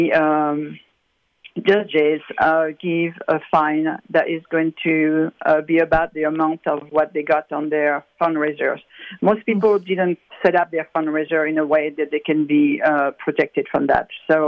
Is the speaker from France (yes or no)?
yes; France; now in United States; I came from France, which is a pretty atheist, and it was wonderful, and the people were so welcoming and all that.